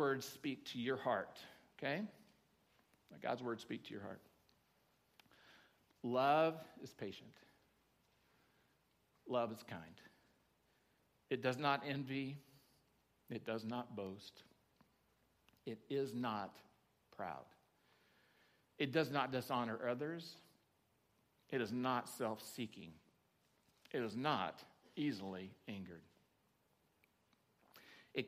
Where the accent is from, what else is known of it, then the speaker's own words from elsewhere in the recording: Oklahoma, United States; now in Nevada County, United States; I grew up in Oklahoma